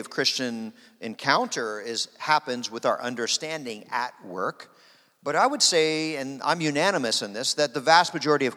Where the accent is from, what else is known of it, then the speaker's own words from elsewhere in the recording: Harrisburg, Pennsylvania, United States; moved away as an adult; now in Wichita, United States; I was born and raised in Harrisburg, Pennsylvania